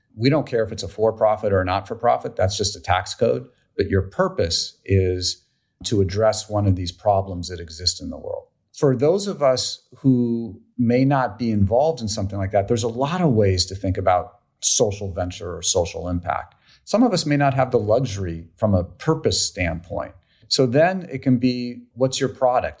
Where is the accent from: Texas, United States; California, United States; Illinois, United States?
California, United States; Menlo Park; I grew up in Menlo Park.